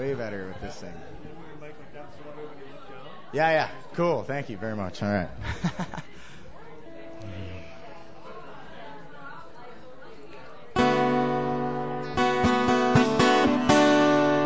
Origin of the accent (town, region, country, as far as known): Kakabeka Falls, Ontario, Canada; born or raised there